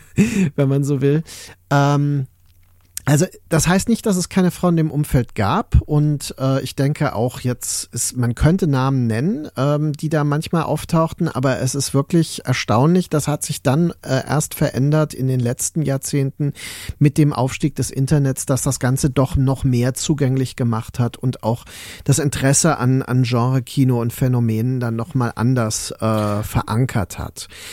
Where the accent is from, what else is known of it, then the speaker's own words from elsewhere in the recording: Mainz, Rhineland-Palatinate, Germany; auch in Mainz übrigens, auf dem Land quasi, wo ich groß geworden bin